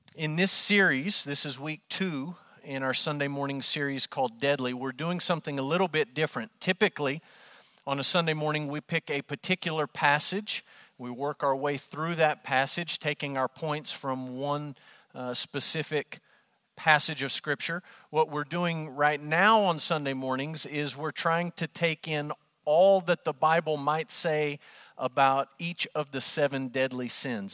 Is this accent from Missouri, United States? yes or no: no; Amarillo, Texas, United States; born or raised there